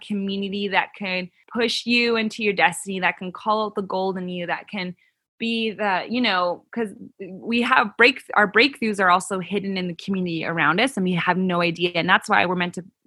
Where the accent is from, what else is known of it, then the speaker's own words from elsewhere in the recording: Canada; moved away as an adult; also born or lived in California; now in United States; I grew up in Canada, and 2012 is when I moved to the U.S.